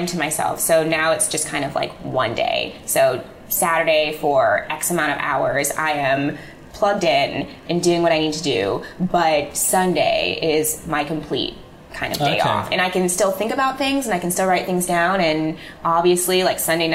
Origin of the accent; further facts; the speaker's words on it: Illinois, United States; moved away as an adult; also born or lived in Manhattan, New York; now in New York, United States; I'm from Illinois. I'm from the Midwest. And so my mom and my dad and my brother are there